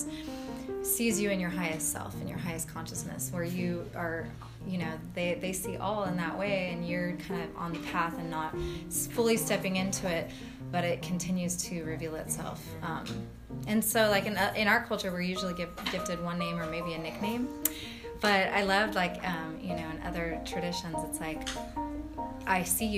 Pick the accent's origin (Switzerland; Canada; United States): United States; Fresno, California; also born or lived in Santa Cruz; now in Long Beach, United States; I grew up in Fresno